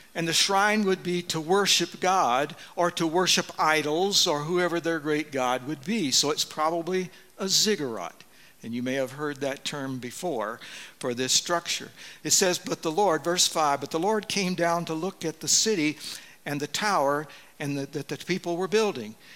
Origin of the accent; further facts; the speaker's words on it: Deep South, United States; moved away; I grew up in the Deep South